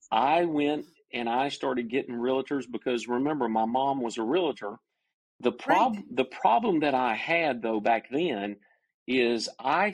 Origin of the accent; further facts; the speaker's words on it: Cumming, Georgia, United States; also born or lived in Dahlonega, Georgia; I grew up in North Georgia, in the mountains of North Georgia, in a little community called Cumming, Georgia.